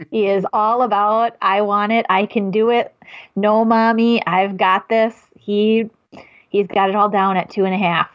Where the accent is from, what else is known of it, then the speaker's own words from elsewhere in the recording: Madison, Wisconsin, United States; accent: Midwest; I'm from Madison. I live in Wisconsin. I am from the Midwest. I know it's my accent